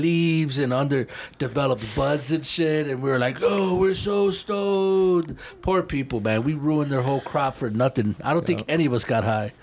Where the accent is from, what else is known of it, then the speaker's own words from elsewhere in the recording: Chicago, Illinois, United States; moved away; growing up in Chicago is like. Um, it is the full big city